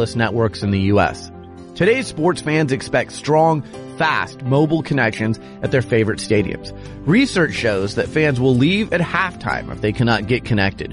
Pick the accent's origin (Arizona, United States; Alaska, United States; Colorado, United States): Arizona, United States; Phoenix; now in Portland, United States; I grew up in Phoenix